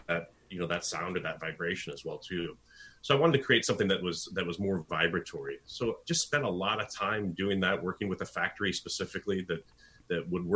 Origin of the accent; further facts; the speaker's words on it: United States; as an American